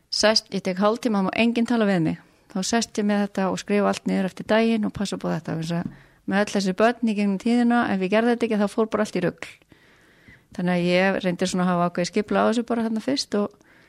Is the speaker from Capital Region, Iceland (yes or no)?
no; Kópasker, Northeastern Region, Iceland; now in Hong Kong; ég úlst upp á Kópskeri